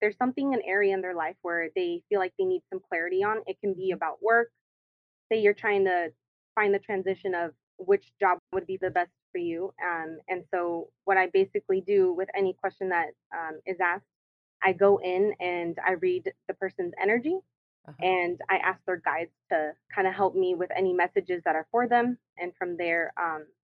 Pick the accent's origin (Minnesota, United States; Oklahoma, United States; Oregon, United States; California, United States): California, United States; Orange County; now in Los Angeles, United States; I was actually born and raised in Orange County